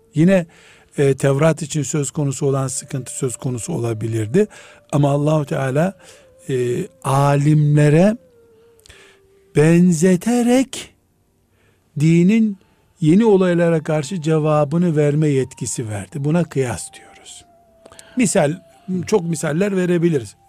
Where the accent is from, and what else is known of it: Black Sea Region, Turkey; now in Istanbul, Turkey